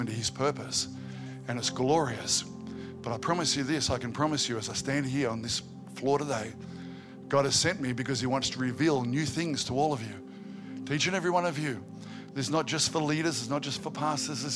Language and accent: English; Albury, New South Wales, Australia; I grew up in Albury. Albury's a country town